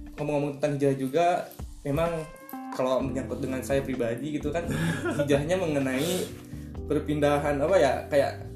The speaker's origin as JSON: {"language": "Indonesian", "town": "Bandung", "region": "West Java", "country": "Indonesia", "said": "gue di Bandung, di Bandung kan gabung sama anak-anak kayak geng motor gitu"}